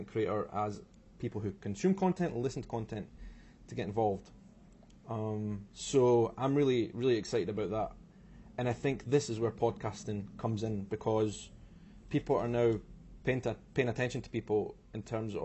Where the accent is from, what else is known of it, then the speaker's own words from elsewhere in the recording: Edinburgh, Scotland, United Kingdom; also born or lived in Brazil; I am from Edinburgh in Scotland